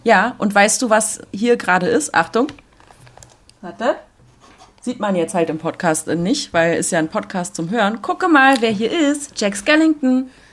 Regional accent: Berlin, Germany; accent: Berliner Dialekt; meinen Berliner Dialekt

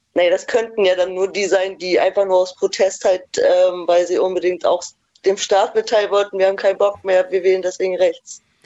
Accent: East Germany, Germany; moved away; ich komme auch ursprünglich aus dem Osten

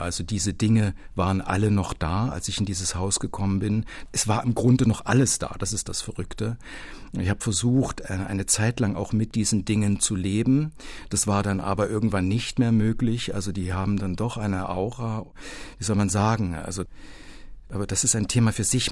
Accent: Culmitzsch, Thuringia, Germany; moved away; in der mein Heimatdorf Kulmitsch gestanden hat, das für den Uranbergbau geschleift wurde

